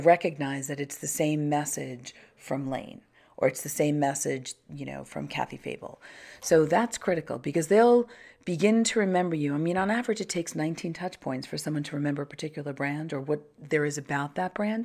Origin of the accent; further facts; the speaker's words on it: Long Island, New York, United States; I grew up on Long Island